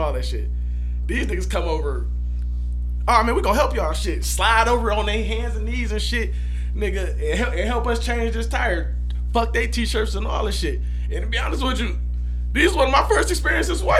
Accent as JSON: {"language": "English", "town": "Cleveland", "region": "Ohio", "country": "United States", "said": "we're from Cleveland"}